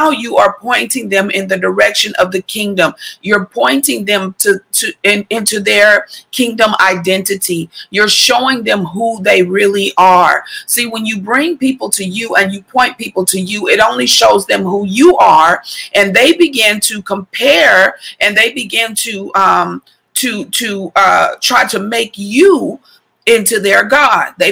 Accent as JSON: {"language": "English", "region": "Missouri", "country": "United States", "tie": "born there", "also_born_or_lived": "Texas", "said": "and I've lived in Texas twice in my life, and I was born in Missouri though."}